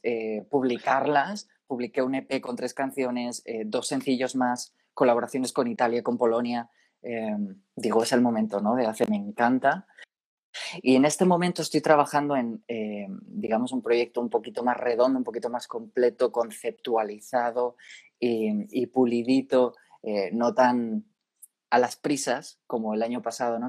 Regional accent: Spain; De mi tierra

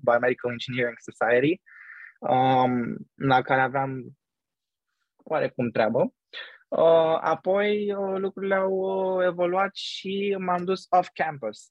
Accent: Romania; moved away as an adult; now in New York, United States; când stăteam acasă în România

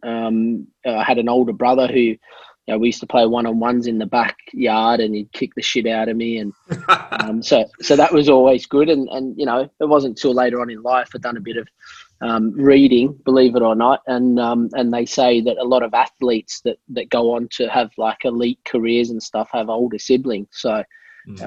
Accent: Australia; I was born and raised in Australia, so I'm dinky die Aussie.

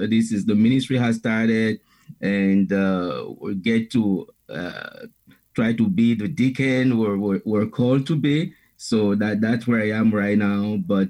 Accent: Benin; English is a second language; moved away as an adult; now in Chicago, United States; I was born in Benin in West Africa. That's where I'm originally from. And that's where I started. I was there till I was almost 37 years old.

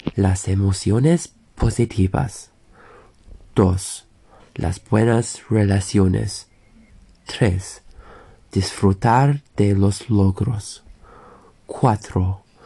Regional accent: England, United Kingdom; soy de Inglaterra

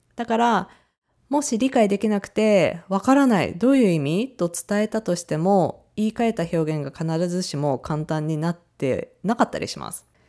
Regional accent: Japan; 日本人 の私

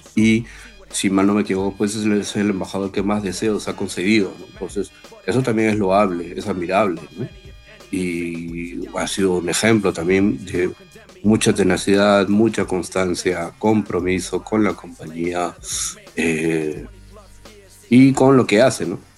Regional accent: Peru; somos este, peruanos

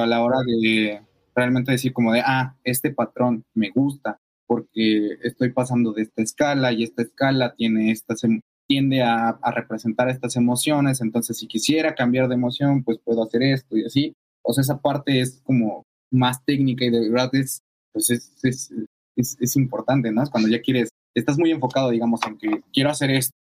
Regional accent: Nezahualcóyotl, State of Mexico, Mexico; first language Spanish; moved away as an adult; now in Mexico City, Mexico; Somos de Ciudad de México. Bueno, de justo al ladito de Ciudad de México, en el Estado de México, ah. hay una, colonia que se llama Nezahualcóyotl. Ahí vivíamos

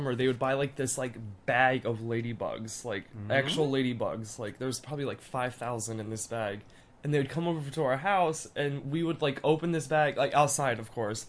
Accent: Fort Myers, Florida, United States; moved away as an adult; also born or lived in Orlando, Florida; now in China; I was actually born in Southwest Florida. I tell everybody I'm from Miami, but I'm not, because everybody knows Miami. That's the closest, biggest city to where I'm from. But I was actually born in Fort Myers, Florida

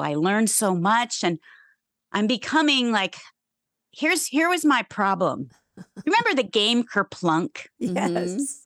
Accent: Ohio, United States; I grew up in Ohio

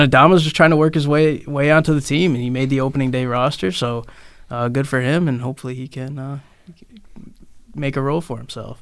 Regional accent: Western New York, United States; moved away as an adult; also born or lived in Massachusetts; now in Connecticut, United States; I grew up in Western New York

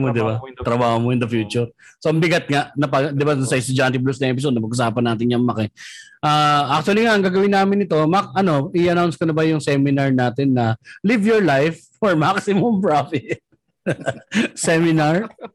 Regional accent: Manila, Metro Manila, Philippines; taga Tondo ako

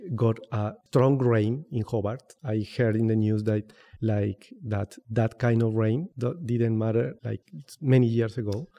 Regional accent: Bogotá, Colombia; English is a second language; also born or lived in Popayán, Colombia; I am originally from Popayán. Popayán is a small town in the south, on the south of Colombia. But I am from Bogotá because I have lived there all my life, from since I was three years old.

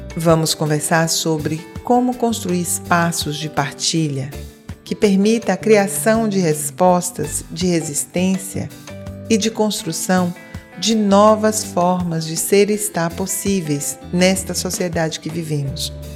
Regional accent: Bahia, Brazil; now in Portugal; Eu sou da Bahia, estou aqui em Portugal, mas sou da Bahia

